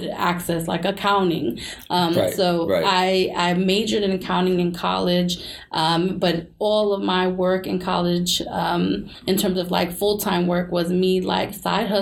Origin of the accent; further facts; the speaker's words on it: New York City, New York, United States; we're from New York City.